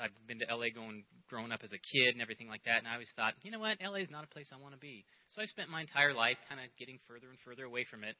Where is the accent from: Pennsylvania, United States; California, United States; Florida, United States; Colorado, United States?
California, United States; Fontana; moved away as an adult; now in San Diego, United States; I grew up in Fontana, which is you know 40, 50 miles, you know, just west uh, east of L.A.